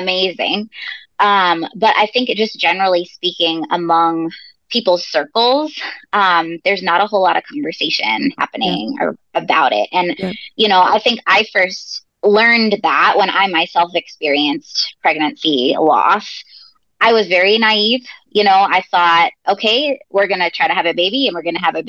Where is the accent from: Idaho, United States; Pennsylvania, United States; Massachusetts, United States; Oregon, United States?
Massachusetts, United States; now in Indiana, United States; I grew up in Massachusetts, and so I'm a huge Boston sports fan